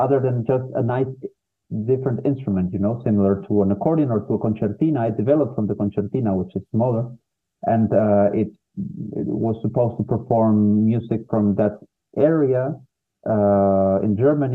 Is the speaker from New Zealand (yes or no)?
no; Peru; moved away; I was living in my home country, Peru. I'm from Peru